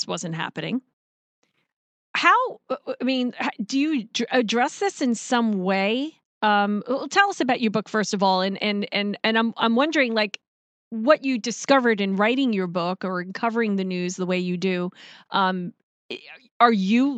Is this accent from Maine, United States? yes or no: no; New York, United States; moved away; I'm originally from New York